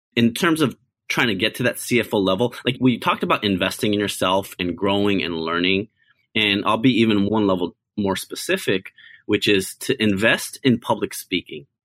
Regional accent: United States; I'm an Asian American. I was born in America

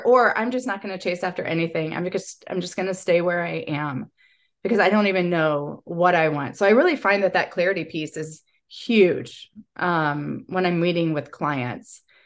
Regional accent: Texas, United States; also born or lived in Chicago; I grew up here in Texas

